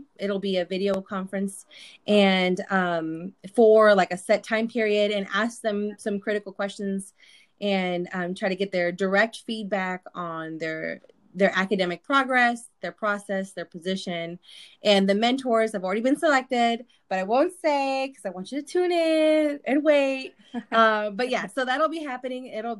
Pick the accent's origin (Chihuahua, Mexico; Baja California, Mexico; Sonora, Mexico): Sonora, Mexico; You know, I'm from Sonora and I have this and I'm first gen too.